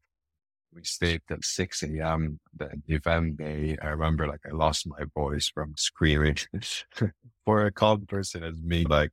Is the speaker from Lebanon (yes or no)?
yes; Lebanon; moved away as an adult; now in Dubai, United Arab Emirates; I'm originally Lebanese. I'm from Lebanon.